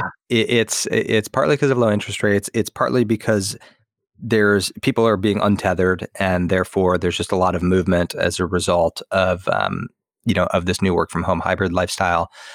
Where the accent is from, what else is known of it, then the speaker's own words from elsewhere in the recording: Los Angeles, California, United States; moved away as an adult; also born or lived in Seattle; move back to L